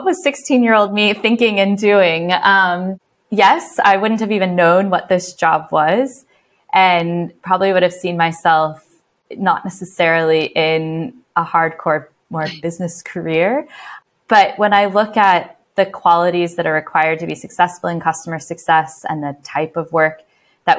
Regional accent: Midwest, United States; moved away as an adult; also born or lived in San Francisco; now in London, United Kingdom; I am originally from America and spent some time, I grew up in the Midwest and then spent some time working in San Francisco before moving abroad

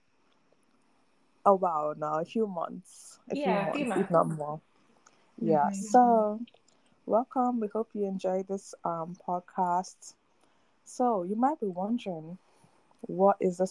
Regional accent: Nigeria; also born or lived in United States; I am from Nigeria. I live in Nigeria now, but I used to live in the US

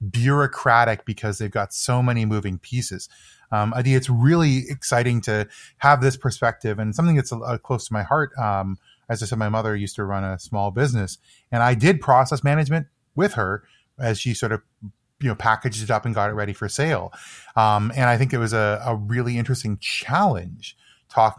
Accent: Toronto, Ontario, Canada; I grew up near Lake Ontario, which is a sort of a staple in Toronto.

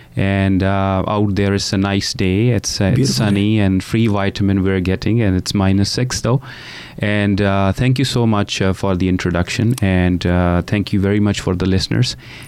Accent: India; moved away as an adult; now in Canada; I came from India. Yeah. Yes, I was in India.

